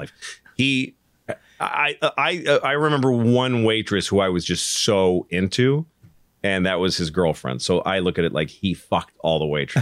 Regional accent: Newton, Massachusetts, United States; I grew up in Newton

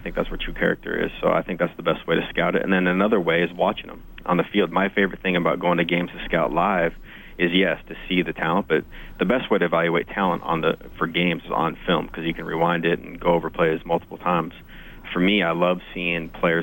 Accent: Great Falls, Montana, United States; also born or lived in Ottawa; now in Edmonton, Canada; I'm a Montana boy. I was born and raised in Great Falls, Montana.

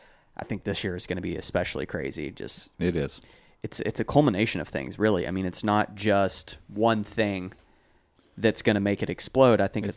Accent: New Hampshire, United States; Yeah, I'm from New Hampshire.

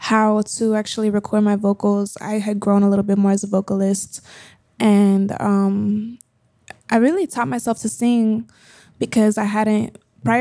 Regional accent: Colombia; I grew up speaking Spanglish. I grew up bilingual. I learned to read and write in Spanish before English. I grew up in school in Colombia.

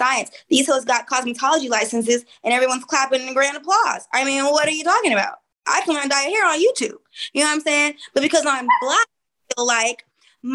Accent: Oakland, California, United States; I'm from East Oakland. You know, prime hyphy movement

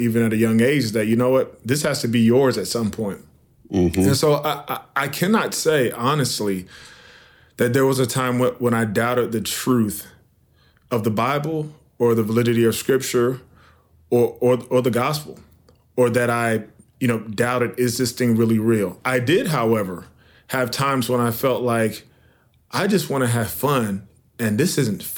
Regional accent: Norfolk, Virginia, United States; I grew up in Norfolk, Virginia, and went to church all the time

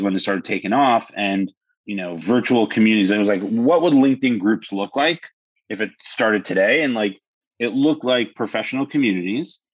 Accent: New York City, New York, United States; now in Florida, United States; Born and raised in New York City

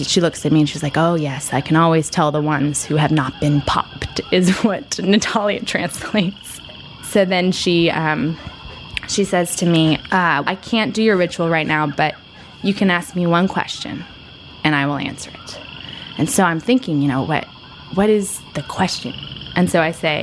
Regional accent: United States; as an American woman

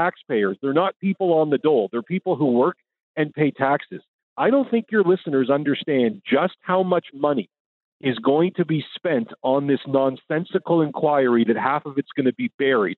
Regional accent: Canada; I'm a Canadian

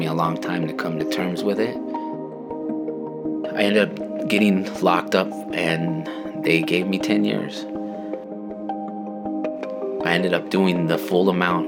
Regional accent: Yakima, Washington, United States; When I was growing up in Yakima, I went to school

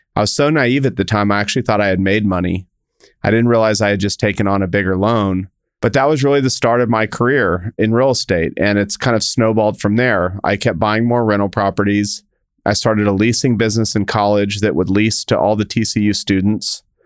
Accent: El Paso, Texas, United States; I grew up in El Paso, Texas

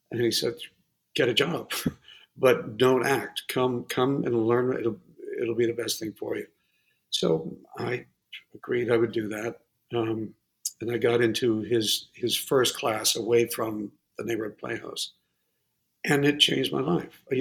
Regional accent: New England, United States; I just look around and I, I'm from New England. I'd never been out in the desert in my life.

